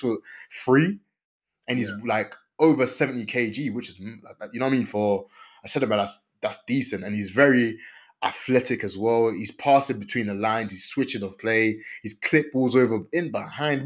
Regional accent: Côte d’Ivoire; I'm from Ivory Coast

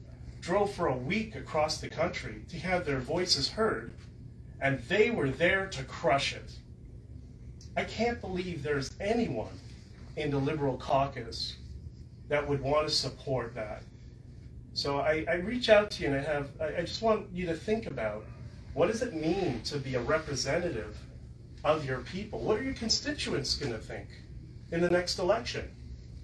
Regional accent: Canada; we're Canadian

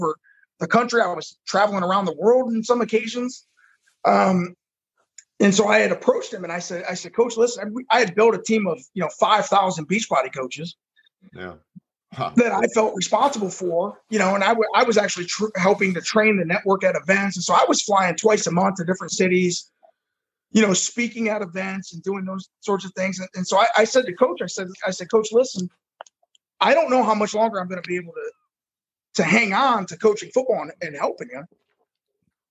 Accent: Bellevue, Ohio, United States; moved away as an adult; now in Fort Lauderdale, United States; my hometown of Bellevue

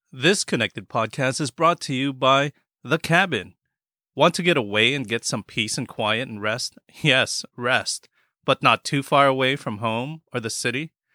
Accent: Philippines; I'm Filipino

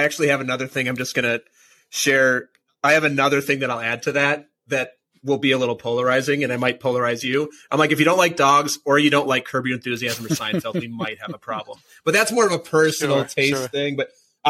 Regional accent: Minnesota, United States; now in Catskills, United States; I'm from Minnesota.

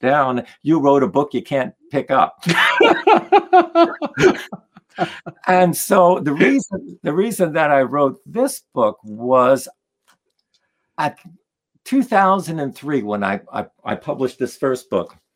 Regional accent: New Jersey, United States; also born or lived in Poland; a young kid growing up in New Jersey

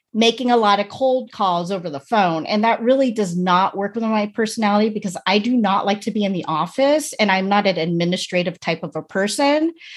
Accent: United States; I was born in America, but my parents were born in the Philippines

